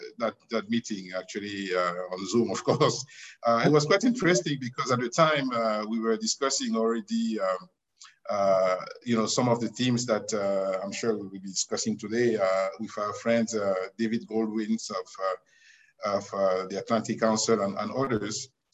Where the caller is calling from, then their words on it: Casablanca, Casablanca-Settat, Morocco; Well, I'm calling in from Casablanca in Morocco, where the headquarters of Africa 50 is located.